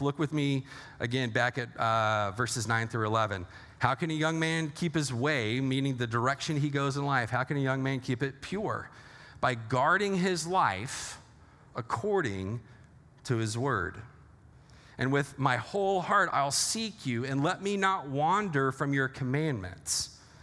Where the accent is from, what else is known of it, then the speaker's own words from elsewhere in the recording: Texas, United States; now in Lake Orion, United States; I'm originally from Texas